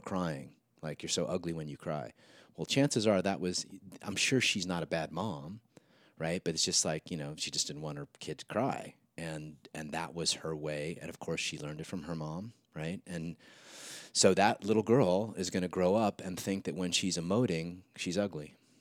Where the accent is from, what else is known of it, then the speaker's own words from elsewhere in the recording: Santa Monica, California, United States; Saint Jude's, I think, in Santa Monica